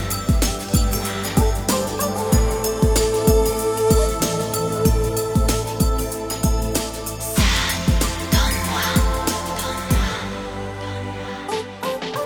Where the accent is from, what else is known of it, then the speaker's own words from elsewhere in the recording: Seattle, Washington, United States; also born or lived in Juneau, Alaska; I was born there in Juneau. I lived there for about 10 years. My folks moved to Seattle when I was about 10. And I've lived there ever since.